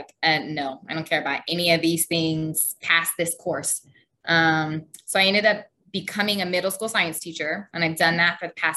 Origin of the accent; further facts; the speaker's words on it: San Antonio, Texas, United States; moved away as an adult; also born or lived in Houston, Texas; now in Egypt; So I grew up in Texas. Both my parents were stationed in San Antonio. And so most of my whole life was pretty much in San Antonio. So I grew up in San Antonio.